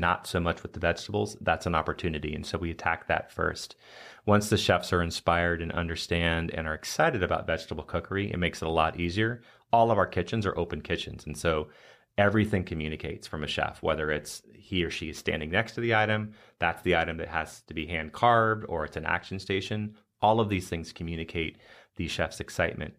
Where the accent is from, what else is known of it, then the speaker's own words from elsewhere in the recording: United States; an American chef